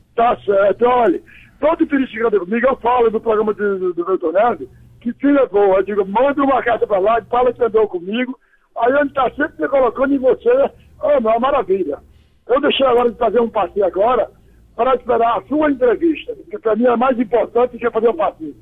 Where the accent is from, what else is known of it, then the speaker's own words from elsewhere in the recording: Amazonas, Brazil; moved away; also born or lived in Ceará; para o Amazonas, onde eu me criei, porque eu sou cearense